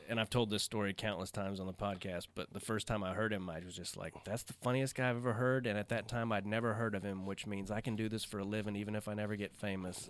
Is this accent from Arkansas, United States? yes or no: yes; Arkansas, United States; moved away; I was born in Arkansas